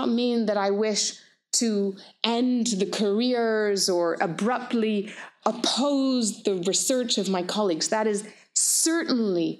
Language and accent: English; Canada; also born or lived in United Kingdom / Palestine; I'm British, a lovely anti-colonial mother. I'm Canadian, so settler Canadian. And I am Middle Eastern. I am Palestinian.